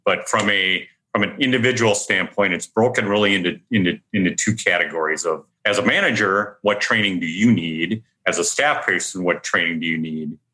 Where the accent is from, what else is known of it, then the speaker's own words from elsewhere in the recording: Minnesota, United States; born and raised in Minnesota.